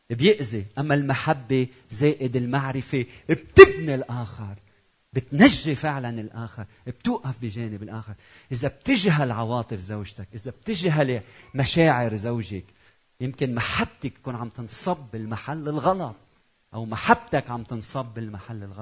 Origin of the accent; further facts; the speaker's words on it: Lebanon; بتعرفوا انا لبناني زوجتي مش لبنانيه